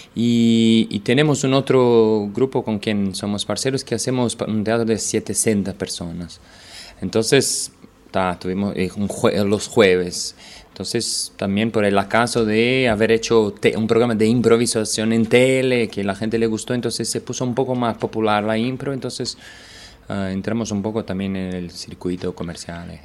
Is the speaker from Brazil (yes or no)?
yes; Brazil; vine de Brasil a dar un taller